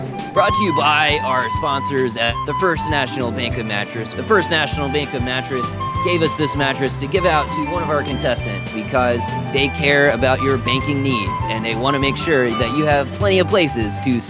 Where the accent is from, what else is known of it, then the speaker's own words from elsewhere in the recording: El Paso, Texas, United States; I grew up in El Paso, Texas, and I never really had many people who accepted me there